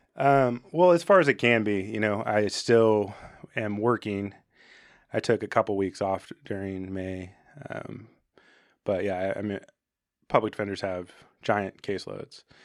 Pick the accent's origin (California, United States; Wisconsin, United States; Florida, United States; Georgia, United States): California, United States; Arcata; I grew up in Arcata